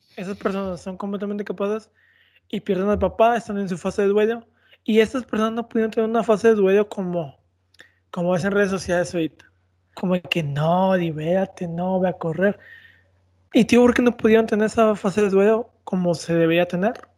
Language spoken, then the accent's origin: Spanish; Mexico; somos mexicanos